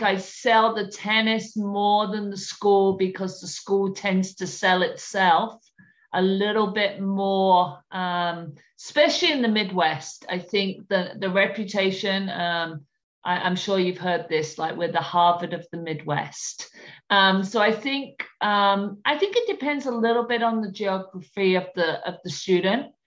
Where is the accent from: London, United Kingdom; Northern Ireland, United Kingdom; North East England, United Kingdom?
London, United Kingdom; moved away; London, my hometown